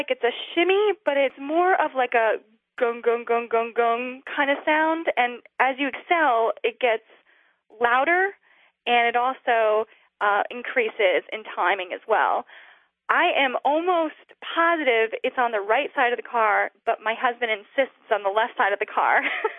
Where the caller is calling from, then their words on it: Blacksburg, Virginia, United States; I'm from Blacksburg, Virginia.